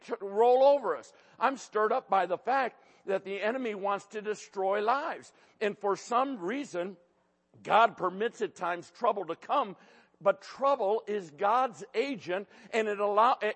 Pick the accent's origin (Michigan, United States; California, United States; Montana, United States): Michigan, United States; Detroit; I grew up in Detroit